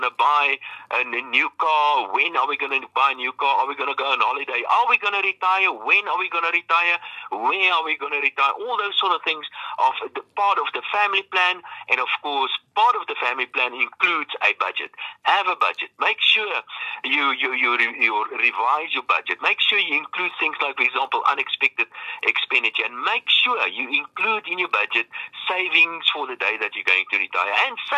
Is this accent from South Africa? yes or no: yes; South Africa; That, I think, is a real great opportunity for being a South African.